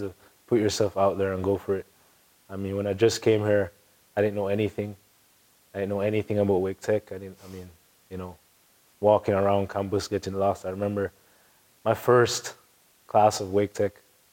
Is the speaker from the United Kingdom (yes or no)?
no; Jamaica; moved away; I'm Jamaican